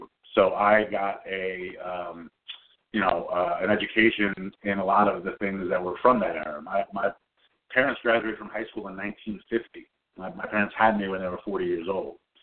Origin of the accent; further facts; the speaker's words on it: Long Island, New York, United States; I grew up on Long Island